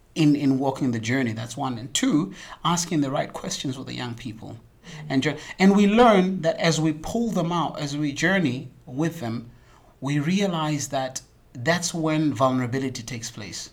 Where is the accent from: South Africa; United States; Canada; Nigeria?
South Africa; moved away as an adult; now in Lansingerland, Netherlands; as a South African